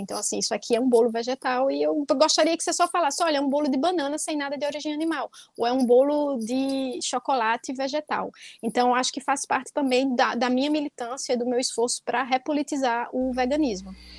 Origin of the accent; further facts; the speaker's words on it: Northeast Region, Brazil; also born or lived in Palestine; Eu sou nordestina